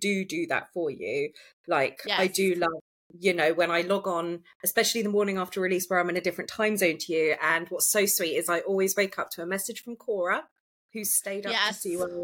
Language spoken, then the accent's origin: English; United Kingdom; I'm British